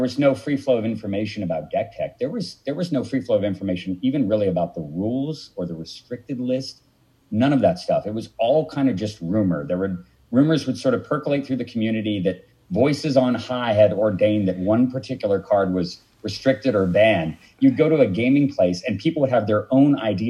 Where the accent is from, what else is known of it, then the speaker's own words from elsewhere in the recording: Palo Alto, California, United States; also born or lived in Santa Cruz, California; I'm originally from Palo Alto, California